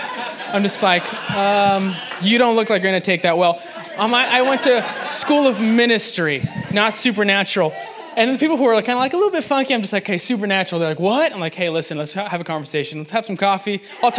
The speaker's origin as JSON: {"language": "English", "town": "Los Angeles", "region": "California", "country": "United States", "lives_now": "Nashville, United States", "said": "I am transplant from Los Angeles, and it feels like home out here."}